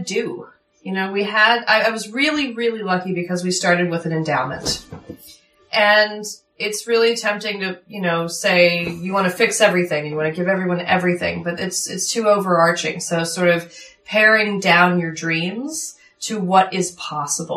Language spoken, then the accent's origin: English; Philadelphia, Pennsylvania, United States; I'm from Fairmount. I grew up in the city